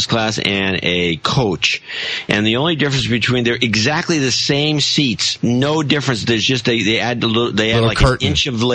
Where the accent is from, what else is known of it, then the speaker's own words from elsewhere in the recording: United States; as an American